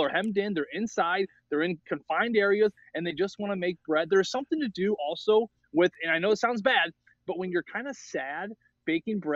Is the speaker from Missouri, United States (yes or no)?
yes; St. Louis, Missouri, United States; I grew up here in St. Louis. I played all 4 years at CBC High School